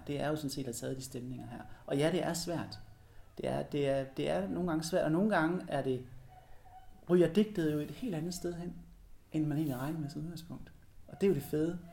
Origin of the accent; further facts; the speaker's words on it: Denmark; min kulturelle arv her i Danmark